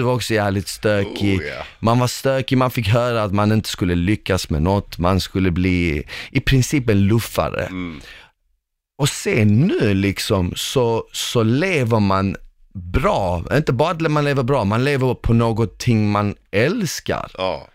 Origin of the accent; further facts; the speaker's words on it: Malmö, Skåne, Sweden; also born or lived in former Yugoslavia; när jag var liten och till exempel när vi växte upp i Rosengård, i, i en förort